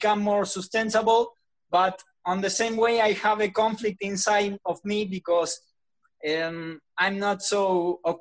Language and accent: English; Argentina; I'm from Argentina